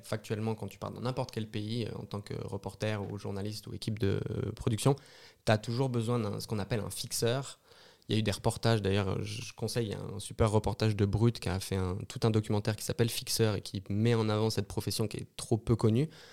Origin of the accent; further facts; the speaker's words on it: Brittany, France; moved away as an adult; also born or lived in Paris / Lyon; now in Switzerland; je suis français, je suis breton, j'ai travaillé à France Télévisions à Paris